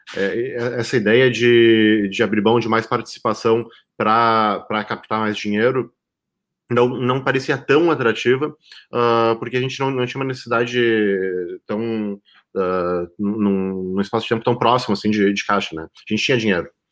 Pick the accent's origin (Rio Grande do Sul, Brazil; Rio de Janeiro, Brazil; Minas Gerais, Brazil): Rio Grande do Sul, Brazil; Pelotas; also born or lived in São José dos Campos; Estou aqui em Pelotas, Rio Grande do Sul, que é a minha cidade natal